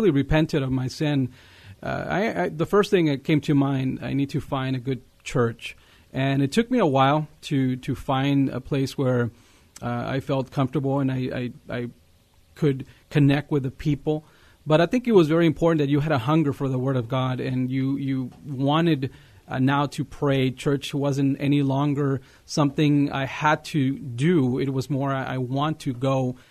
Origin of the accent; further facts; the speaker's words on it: Eagle Pass, Texas, United States; I'm from Eagle Pass, Texas. It's a border town west of San Antonio. And, you know, it's a bilingual town, and you know, it's a nice little town, and that's where I grew up.